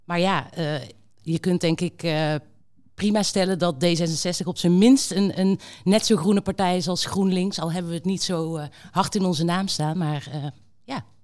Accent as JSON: {"language": "Dutch", "country": "Netherlands", "said": "Ik heb ook gewoon als Nederlander gekeken naar de afgelopen maanden."}